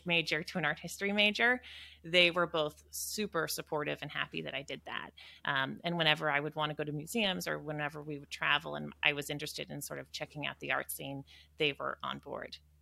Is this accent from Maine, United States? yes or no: yes; Western Maine, United States; moved away; born and raised in Western Maine